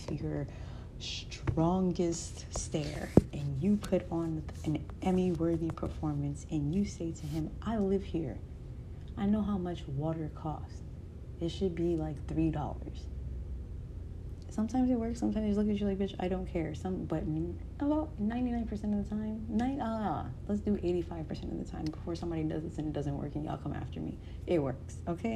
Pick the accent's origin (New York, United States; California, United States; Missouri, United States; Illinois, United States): New York, United States; New York City; I'm a New Yorker.